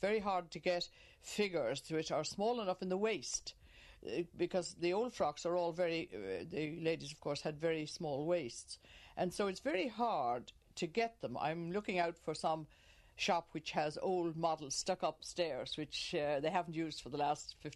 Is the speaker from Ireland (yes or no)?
yes; Killiney, Leinster, Ireland; moved away as an adult; now in County Cavan, Ireland; I was born in Killiney. I'm not a Cavan native.